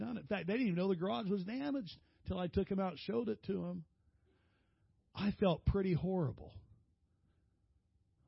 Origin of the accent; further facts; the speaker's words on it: San Diego, California, United States; I'm from San Diego